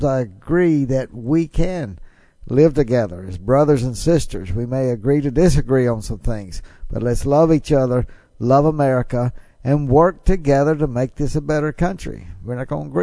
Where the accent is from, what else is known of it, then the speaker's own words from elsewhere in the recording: Mississippi, United States; I love my home state of Mississippi. Glad that I get to live in Mississippi.